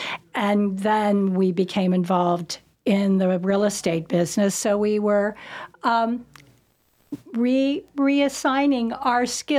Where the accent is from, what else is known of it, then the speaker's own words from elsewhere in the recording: Ohio, United States; now in North Carolina, United States; And, you know, when we came from Ohio, the first thing I said to my husband, you've got to come out and look at the sky.